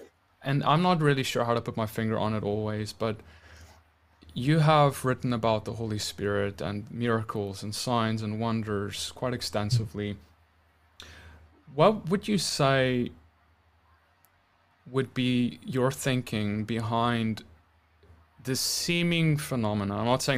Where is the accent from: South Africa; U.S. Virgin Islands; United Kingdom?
South Africa; now in United States; I'm a South African.